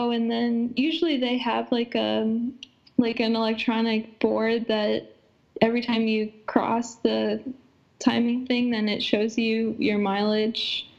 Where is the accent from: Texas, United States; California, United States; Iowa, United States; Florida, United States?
Iowa, United States; maybe I guess I'm being from Iowa and like I didn't grow up in the mountains